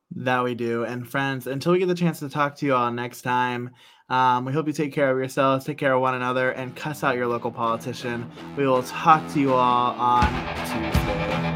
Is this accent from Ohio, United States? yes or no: yes; Central Ohio, United States; we're from Central Ohio